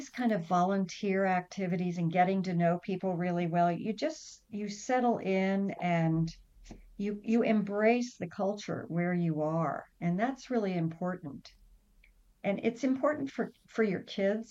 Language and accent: English; United States; moved away as an adult; also born or lived in Ivory Coast; coming back to America and trying to fit in as American kids